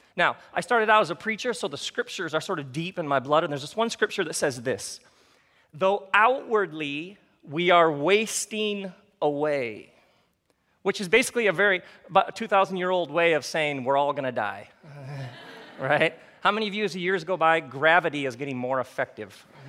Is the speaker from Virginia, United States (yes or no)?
no; Michigan, United States; I grew up in Michigan